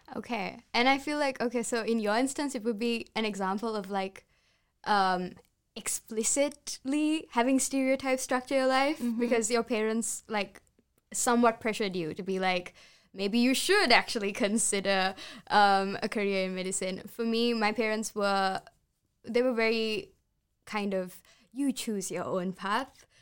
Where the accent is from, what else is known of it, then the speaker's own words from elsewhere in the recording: Sri Lanka; English is a second language; I'm Sri Lankan